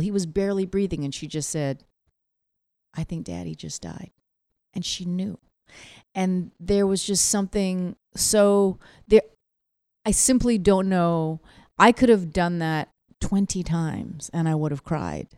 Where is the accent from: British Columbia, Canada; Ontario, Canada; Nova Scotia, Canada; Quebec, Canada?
British Columbia, Canada; Vancouver; moved away as an adult; now in New York, United States; I'm a child of Korean immigrants, born and raised in Vancouver